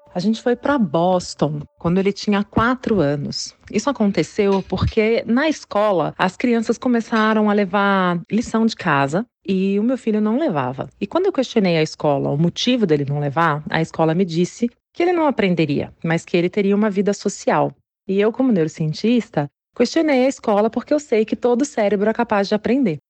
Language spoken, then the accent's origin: Portuguese; Minas Gerais, Brazil; Como boa mineira que sou